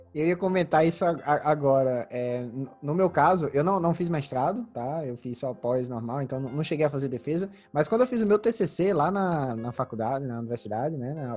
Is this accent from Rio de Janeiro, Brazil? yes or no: no; Santa Luzia, Paraíba, Brazil; moved away; também vim de cidade pequena, né? Como eu, como eu te falei, eu vim de Santa Luzia, que é uma cidade de 14 mil habitantes no interior da Paraíba.